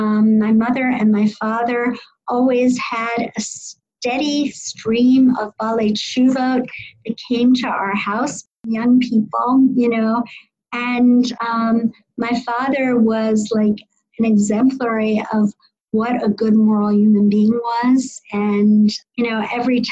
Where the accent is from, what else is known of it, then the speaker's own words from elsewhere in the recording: White Plains, New York, United States; now in Silver Spring, United States; so I am from White Plains, New York. I was the only Orthodox kid in my elementary, junior high school and high school